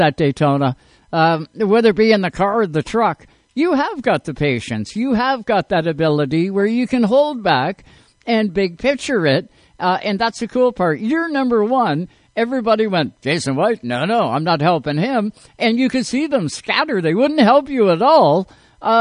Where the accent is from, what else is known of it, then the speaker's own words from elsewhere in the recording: Canada; I'm Canadian